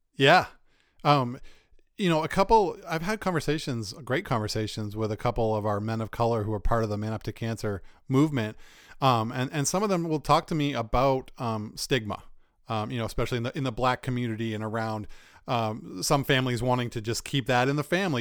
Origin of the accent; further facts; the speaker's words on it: Northeastern US, United States; like us Northeasterners